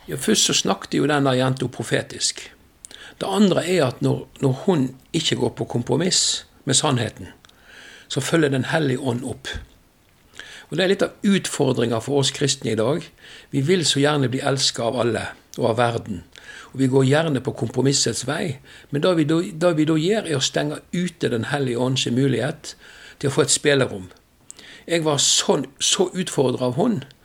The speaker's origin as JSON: {"language": "Norwegian", "area": "west of Bergen", "region": "Vestland", "country": "Norway", "said": "Jeg kommer vest for Bergen, derfor er jeg havstril"}